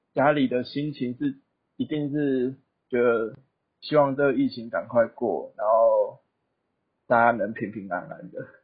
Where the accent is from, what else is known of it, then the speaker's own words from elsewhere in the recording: New Taipei, Taiwan; moved away as an adult; also born or lived in central Taiwan; 我是你新北人